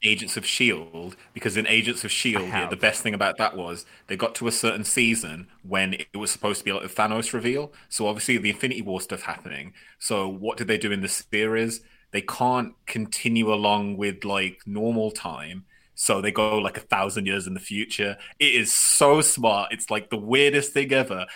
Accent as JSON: {"language": "English", "country": "United Kingdom", "said": "I'm British"}